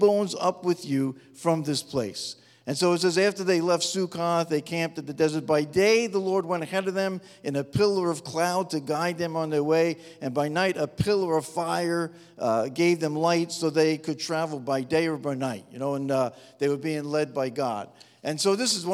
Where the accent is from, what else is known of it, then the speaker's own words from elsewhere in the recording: New York metropolitan area, United States; moved away as an adult; now in Upstate New York, United States; I was brought up in the New York metropolitan area